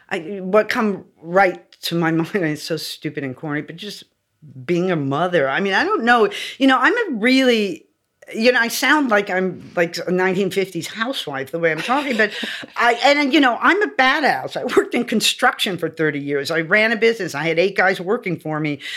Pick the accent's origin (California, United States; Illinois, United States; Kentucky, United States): California, United States; Los Angeles; Born yeah. and raised in LA.